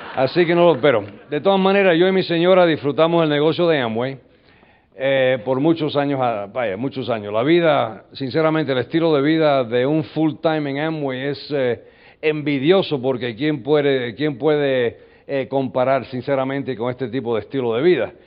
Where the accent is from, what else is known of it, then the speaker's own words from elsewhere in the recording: New York, United States; first language English; Spanish is a second language; Yo nací en el 47 en New York. Y uh, so I'm an American guy. I was born and raised in the United States. My my language is English.